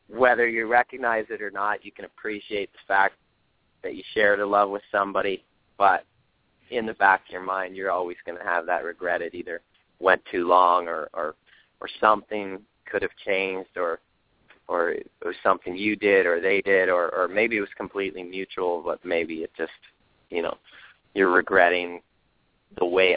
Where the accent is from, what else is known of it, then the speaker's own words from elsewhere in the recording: Toronto, Ontario, Canada; moved away as an adult; now in Los Angeles, United States; so close to home, being Toronto